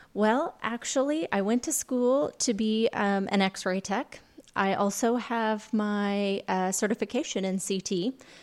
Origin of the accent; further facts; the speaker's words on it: Lawrenceville, Illinois, United States; now in Vincennes, United States; I'm originally from, uh, Lawrenceville